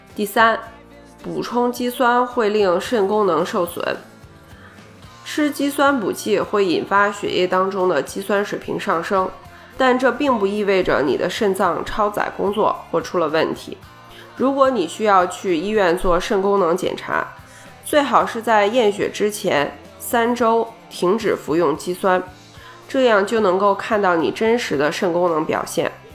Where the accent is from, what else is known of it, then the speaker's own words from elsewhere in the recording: China; 以我们中国人的饮食习惯，早餐经常是喝碗粥啊、吃个面啊之类的